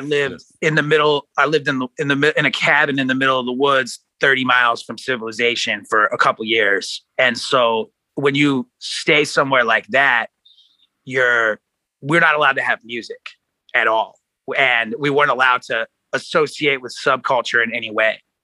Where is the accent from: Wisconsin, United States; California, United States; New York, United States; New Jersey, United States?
California, United States; Oceanside; also born or lived in Kansas City / Seattle; now in Los Angeles, United States; I was born in Kansas City. I grew up in Southern California. Uh, not in LA, actually. I'm not from here. Uh, I grew up in uh, Ocean, like Oceanside, which is like North County, San Diego.